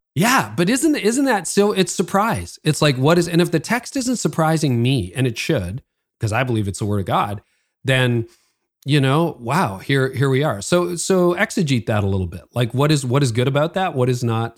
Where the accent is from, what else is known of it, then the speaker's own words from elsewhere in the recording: Canada; I'm Canadian, so I live north of Toronto